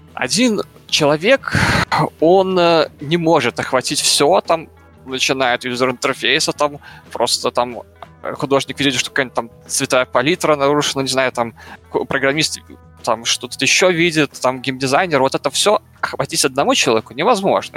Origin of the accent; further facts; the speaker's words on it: Belarus; я из Беларуси